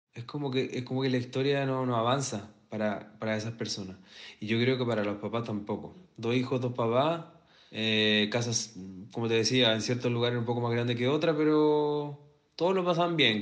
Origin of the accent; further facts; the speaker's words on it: Santiago, Santiago Metropolitan Region, Chile; Yo nací en La Cisterna, que es bastante similar a San Miguel por lo demás